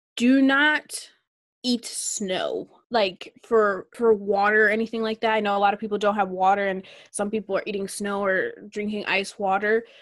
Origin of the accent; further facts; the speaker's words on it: Minnesota, United States; I'm from Minnesota